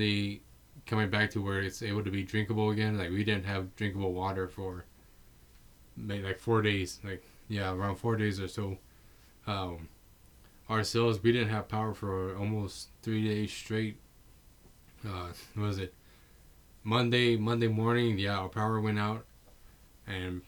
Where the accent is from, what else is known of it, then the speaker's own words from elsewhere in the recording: San Antonio, Texas, United States; I'm from San Antonio, Texas